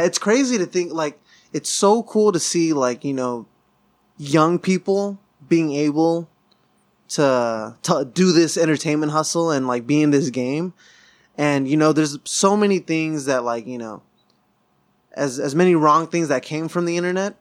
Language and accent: English; Southern California, United States; growing up in SoCal